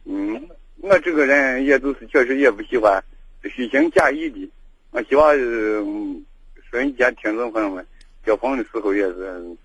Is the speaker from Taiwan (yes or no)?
no; Wugong, Shaanxi, China; 我是武功的